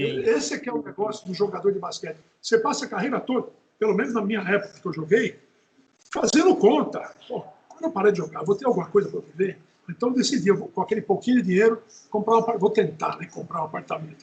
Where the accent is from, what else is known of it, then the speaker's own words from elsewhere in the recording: Natal, Rio Grande do Norte, Brazil; Nasci em Natal